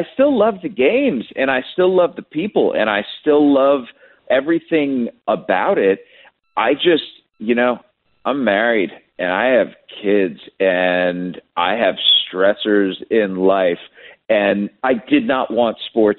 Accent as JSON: {"language": "English", "town": "Cleveland", "region": "Ohio", "country": "United States", "tie": "born or raised there", "moved": "as an adult", "lives_now": "Kansas City, United States", "said": "growing up in Cleveland"}